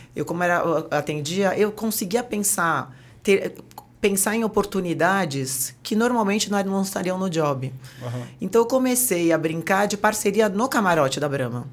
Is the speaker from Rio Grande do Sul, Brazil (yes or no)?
no; Santos, São Paulo, Brazil; moved away as an adult; now in São Paulo, Brazil; Sou Santista Caissara de Santos.